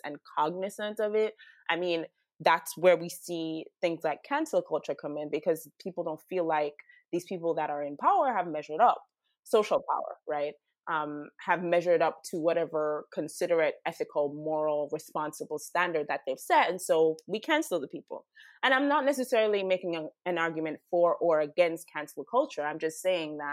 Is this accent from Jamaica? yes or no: yes; Jamaica; also born or lived in United States; I'm Jamaican